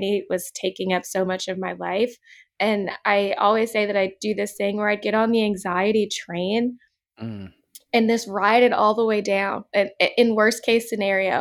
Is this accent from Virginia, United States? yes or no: yes; Manassas, Virginia, United States; also born or lived in Georgia; now in Los Angeles, United States; I grew up in Manassas, Virginia, which is like a smaller town.